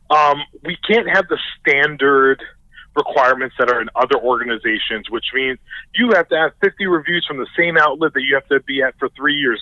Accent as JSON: {"language": "English", "town": "New York City", "region": "New York", "country": "United States", "tie": "born or raised there", "also_born_or_lived": "New Jersey", "moved": "yes", "said": "I grew up in the Bronx in a predominantly black neighborhood"}